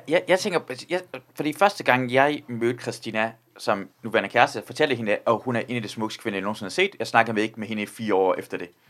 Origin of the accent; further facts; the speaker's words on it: Iran; now in Denmark; jeg er selv iraner